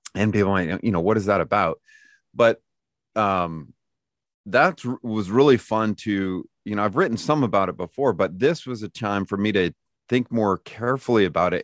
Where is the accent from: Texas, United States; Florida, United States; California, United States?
California, United States; Lodi; moved away as an adult; now in Lookout Mountain, United States; I was born and raised in Lodi, California